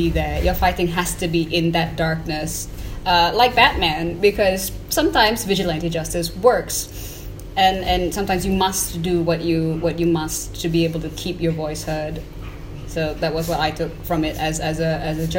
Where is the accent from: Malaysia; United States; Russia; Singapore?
Malaysia; a Malaysian citizen, as somebody who is colonized, westernized, but also still has such a great strength of nationalism in us